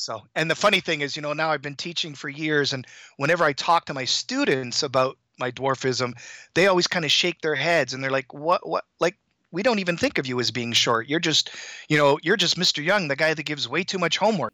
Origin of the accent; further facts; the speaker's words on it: Toronto, Ontario, Canada; moved away as an adult; also born or lived in Hong Kong; now in Boston area, United States; I grew up in Toronto